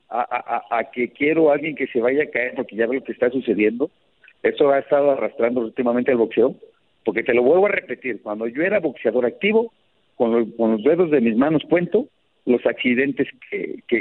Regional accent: Mexico; Vivo en México y soy mexicano.

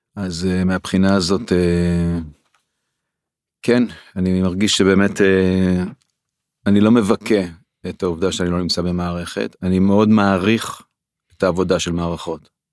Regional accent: Israel; also born or lived in Tel HaShomer housing (for two years); גדלתי אה, איפשהו כילד במושב

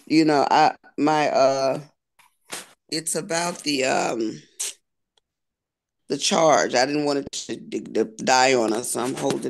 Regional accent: Columbia, South Carolina, United States; I was born and raised in Columbia, South Carolina.

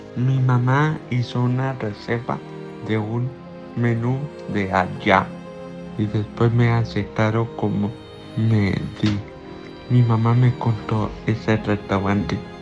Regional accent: Bogotá, Colombia; Yo nací en Bogotá, distrito capital

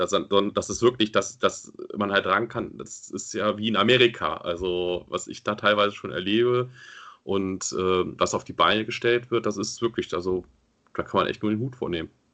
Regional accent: Germany

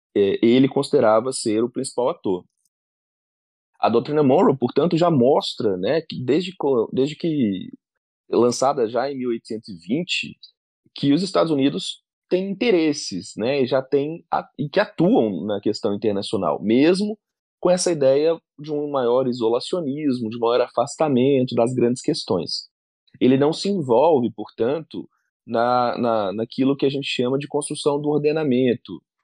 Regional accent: Divinópolis, Minas Gerais, Brazil; moved away as an adult; also born or lived in Belo Horizonte; eu sou do interior de Minas, de uma cidade que chama Divinópolis

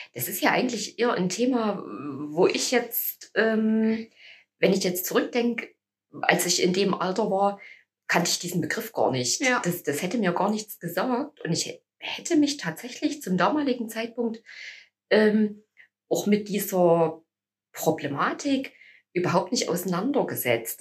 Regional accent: Annaberg-Buchholz, Saxony, Germany; also born or lived in Chemnitz / Jena; also ich habe Abitur gemacht hier in Annaberg, ich stamme ja hier aus der Region

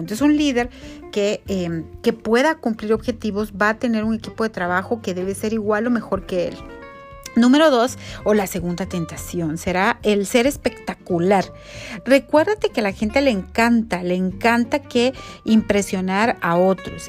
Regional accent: Guatemala

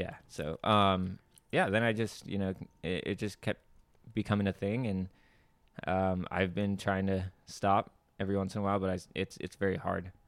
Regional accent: Camarillo, California, United States; also born or lived in Puerto Rico; my dad got a job in California, moved over to California

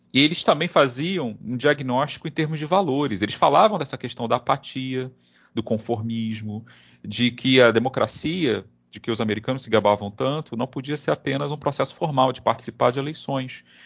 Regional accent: Brazil; nós que somos brasileiros

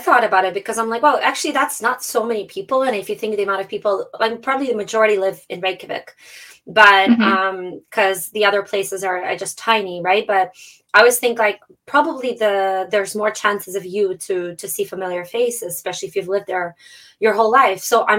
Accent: Toronto, Ontario, Canada; also born or lived in Moscow; I'm from Toronto, so and I'm born in Moscow, so

